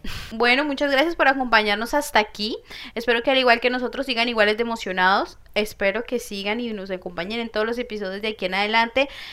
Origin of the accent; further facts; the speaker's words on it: Colombia; moved away as an adult; now in Nantes, France; yo soy de Colombia, tierra querida